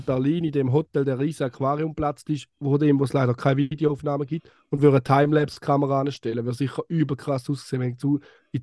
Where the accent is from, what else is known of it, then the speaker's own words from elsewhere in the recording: Eastern Switzerland, Switzerland; aus der Ostschweiz, aus meinem Heimatland.